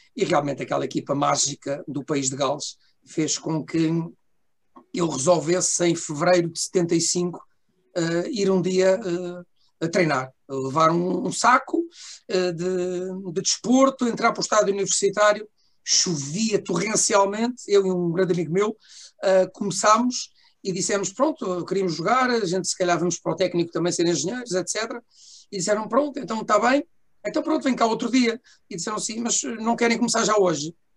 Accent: Lisbon, Portugal; eu também sou de Lisboa, tenho 61 anos

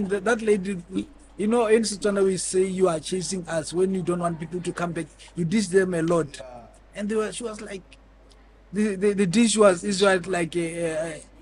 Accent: Botswana; I'm from Botswana.

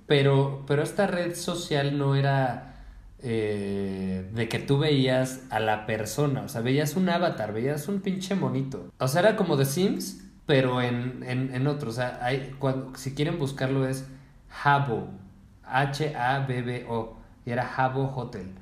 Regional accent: Mexico; yo soy un hombre mexicano de quince años

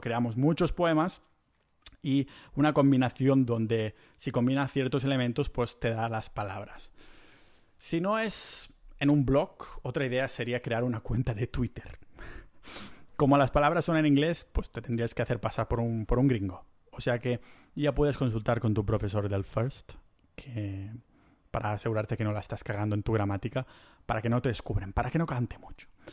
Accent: Catalonia, Spain; como buen catalán que soy

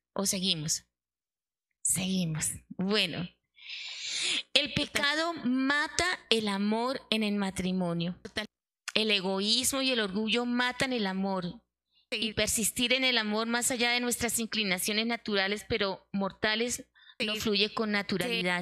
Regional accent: Santander, Colombia; como buena santanderiana.

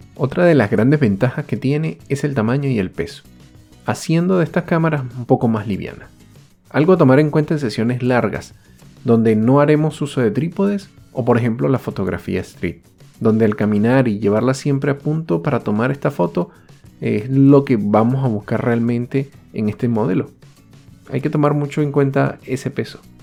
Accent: Venezuela; moved away

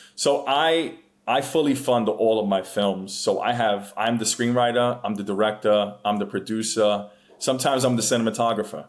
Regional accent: New York City, New York, United States; moved away as an adult; I am from the Bronx, born and raised

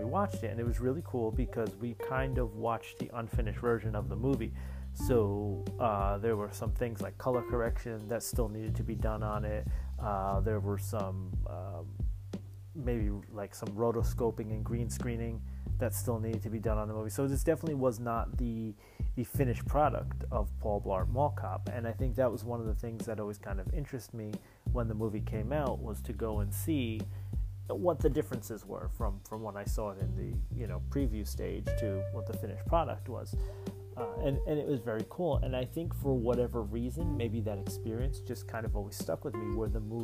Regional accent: New Jersey, United States; I grew up in New Jersey

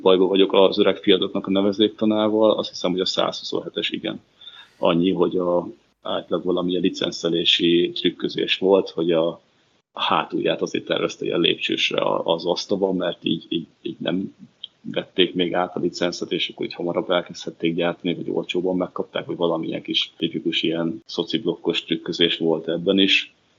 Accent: Bačka Topola, Vojvodina, Serbia; now in Hungary; topolyára, szülővárosomba

